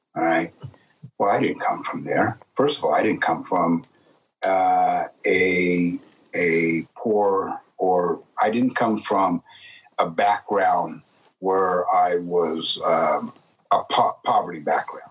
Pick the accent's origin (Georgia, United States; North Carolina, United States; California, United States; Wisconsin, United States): California, United States; San Jose; I grew up in San Jose, California